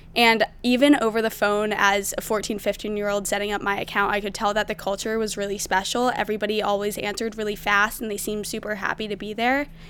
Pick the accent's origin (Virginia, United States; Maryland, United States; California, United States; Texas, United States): Maryland, United States; I'm from Maryland